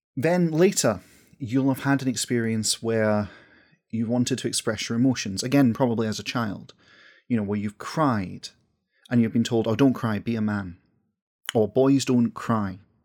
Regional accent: west coast of Scotland, United Kingdom; accent: Scottish; As someone from the west coast of Scotland

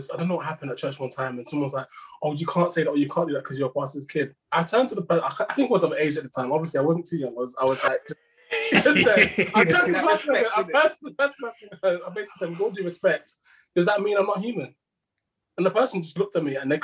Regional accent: Coventry, West Midlands, United Kingdom; I'm a 27-year-old guy from Coventry that loves the Lord

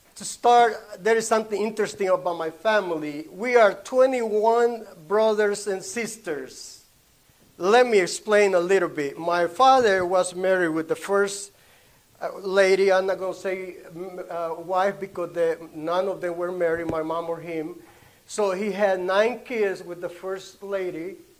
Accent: Honduras; first language Spanish; English is a second language; moved away; I was born in Honduras.

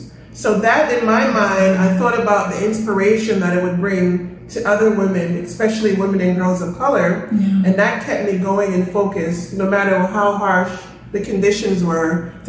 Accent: Kingston, Jamaica; So, you know, I'm from Kingston, Jamaica, the heart of the ghetto.

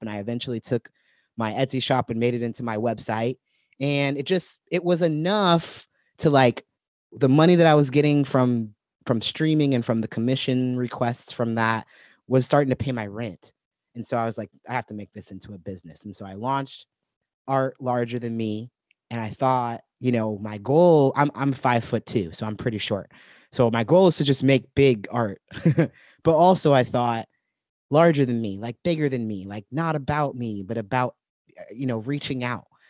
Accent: Santa Barbara, California, United States; moved away as an adult; also born or lived in Portland; I was living in my hometown, Santa Barbara

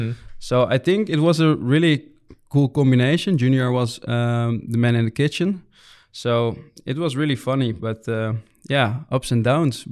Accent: Muiderberg, North Holland, Netherlands; English is a second language; also born or lived in Bussum; Because we grew up in Muidenberg, so that's it's smaller than Büssum, way smaller. And Büssum, I lived also in Büssum. I did my high school over there.

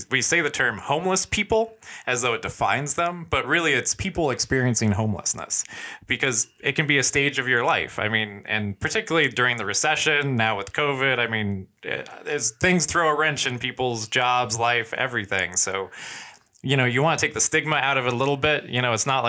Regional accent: Sedona, Arizona, United States; now in Sierra Vista, United States; I grew up in Sedona

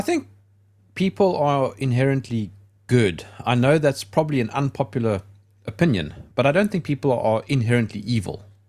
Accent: South Africa; I'm from South Africa.

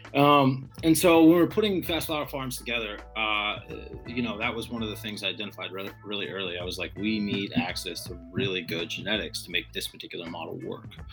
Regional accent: Texas, United States; moved away as an adult; also born or lived in Vancouver Island, British Columbia; now in Michigan, United States; the place that I grew up was in Texas

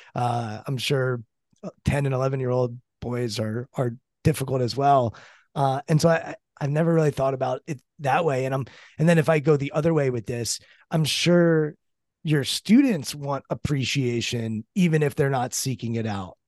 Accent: Maryland, United States; I'm from Maryland.

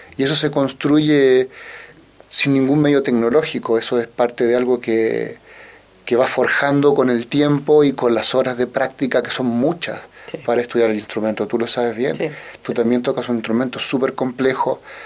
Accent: Santiago, Santiago Metropolitan Region, Chile; yo nací acá en Santiago eh, de Chile, eh, tuve una infancia, diría yo, como todos los chicos de mi época

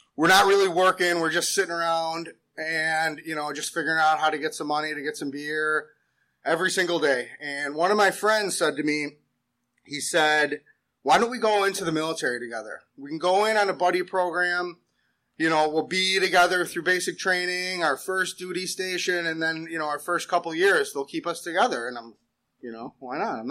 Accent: West Seneca, New York, United States; also born or lived in South Buffalo; I was born in South Buffalo. I grew up in West Seneca.

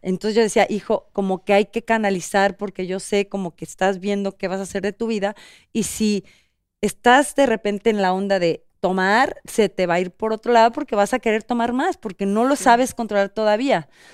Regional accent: central Mexico, Mexico; moved away as an adult; now in Los Angeles, United States; yo soy del centro de la República

